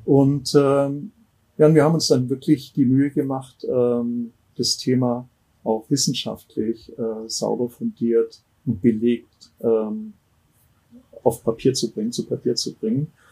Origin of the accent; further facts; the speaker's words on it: Ammersee, Bavaria, Germany; also born or lived in Munich; ich bin am Ammersee aufgewachsen